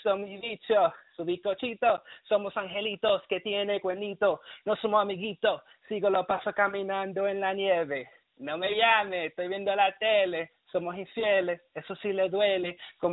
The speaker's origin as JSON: {"language": "English", "town": "Jersey City", "region": "New Jersey", "country": "United States", "said": "I'm from New Jersey, Jersey City, 401"}